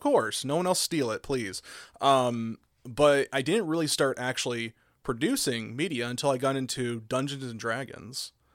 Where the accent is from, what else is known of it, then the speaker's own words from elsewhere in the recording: Oklahoma, United States; I grew up in Oklahoma